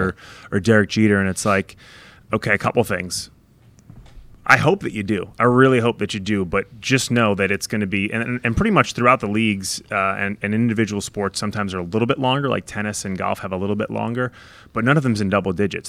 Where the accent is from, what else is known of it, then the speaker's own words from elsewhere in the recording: New York, United States; also born or lived in Ohio / Dallas; now in Indianapolis, United States; I grew up in New York, just outside the city